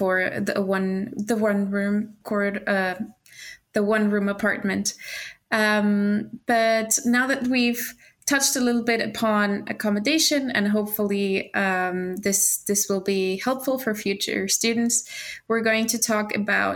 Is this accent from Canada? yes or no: no; Portugal; now in Sweden; I am from Portugal